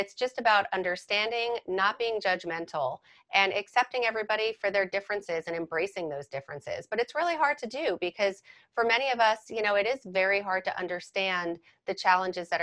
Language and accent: English; Fords, New Jersey, United States; I know Edison because I grew up in Ford's